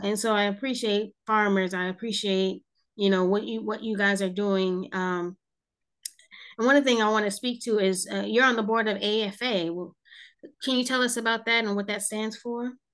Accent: New Jersey, United States; moved away; I'm from New Jersey originally, but I say I'm from South Jersey

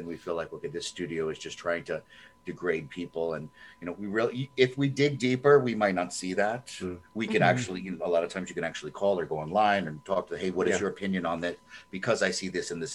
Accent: United States; as an American

